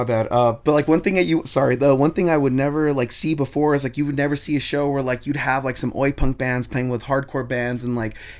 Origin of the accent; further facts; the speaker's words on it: Hawthorne, California, United States; also born or lived in Culver City, California; Like, like I grew up in the Hawthorne Inglewood area, yeah.